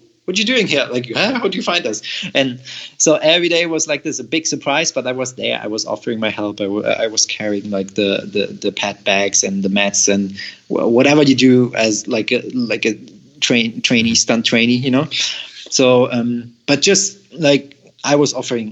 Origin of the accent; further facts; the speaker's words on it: Germany; moved away as an adult; I'm from Germany